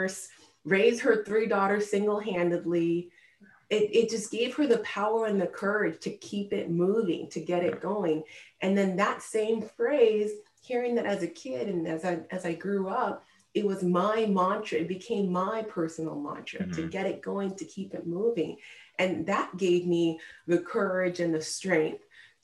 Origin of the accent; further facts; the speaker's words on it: United States; My parents moved here from Nigeria when they were in their 20s, and then they had me and my two sisters here in America